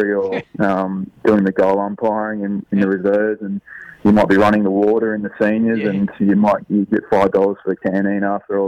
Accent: West Gippsland, Victoria, Australia; moved away as an adult; now in Adelaide, Australia; I grew up in a little small country town in West Gippsland called Katani.

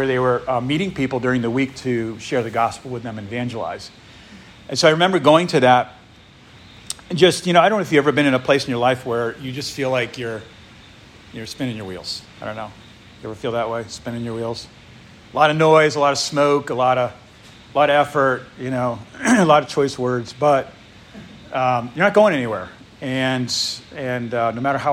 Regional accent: New England, United States; moved away; I grew up in New England.

